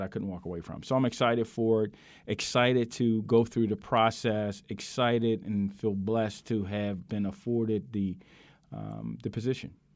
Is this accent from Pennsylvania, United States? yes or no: yes; Philadelphia, Pennsylvania, United States; I grew up in South Philadelphia